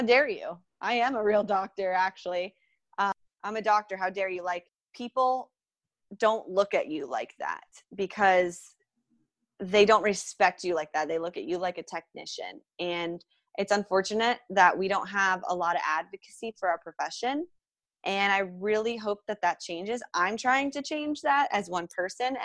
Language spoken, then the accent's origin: English; Jupiter, Florida, United States; I'm from Jupiter, Florida, and it's paradise. It's home to me.